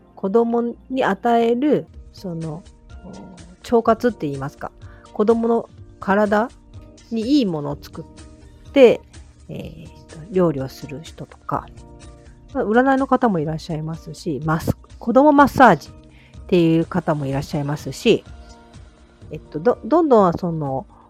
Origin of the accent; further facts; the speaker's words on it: Toyama, Japan; この一歩の近くに生まれ育ちまして